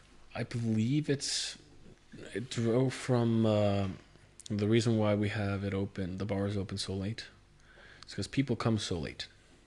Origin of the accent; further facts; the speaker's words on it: Reykjavik, Capital Region, Iceland; I'm from Reykjavik